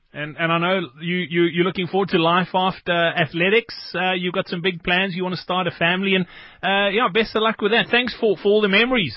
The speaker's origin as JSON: {"language": "English", "country": "South Africa", "said": "as South African rugby fans"}